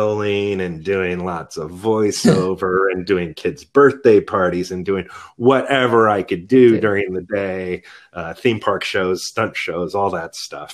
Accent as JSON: {"language": "English", "town": "Danville", "region": "California", "country": "United States", "tie": "born or raised there", "also_born_or_lived": "San Francisco, California / New York", "moved": "as an adult", "lives_now": "The Woodlands, Texas, United States", "said": "I grew up in San Francisco"}